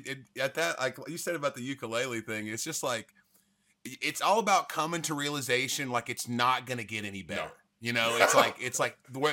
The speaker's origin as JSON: {"language": "English", "region": "Tennessee", "country": "United States", "tie": "born or raised there", "said": "The song's about me growing up in Tennessee and then playing there."}